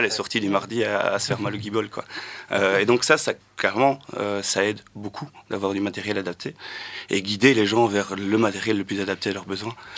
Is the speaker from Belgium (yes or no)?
yes; Luttre, Wallonia, Belgium; j'ai grandi à Lutre, dans un petit village entre Charleroi et Nivelles